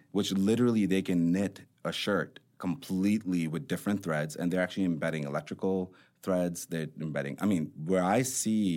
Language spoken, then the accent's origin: English; Chicago, Illinois, United States; growing up in Chicago as a brown guy